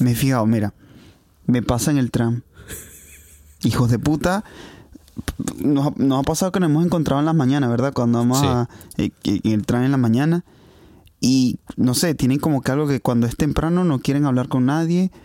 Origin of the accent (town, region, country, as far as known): Venezuela; now in Hungary